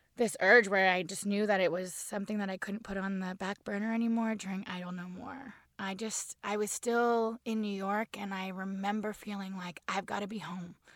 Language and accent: English; Barrie, Ontario, Canada; moved away; I grew up on the water in Barrie